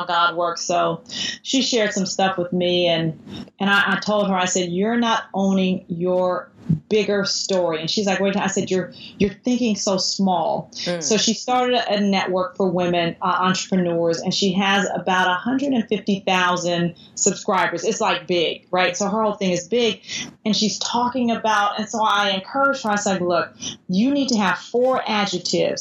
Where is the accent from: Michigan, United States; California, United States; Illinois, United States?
California, United States; Oakland; I grew up with in Oakland